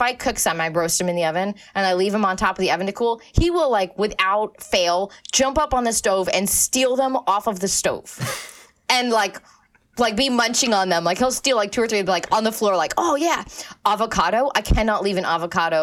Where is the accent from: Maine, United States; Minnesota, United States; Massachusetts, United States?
Maine, United States; moved away; I'm from Maine. I love Maine. Maine is awesome. Like, it's a beautiful place. I grew up and I was very, very lucky to grow up right on the ocean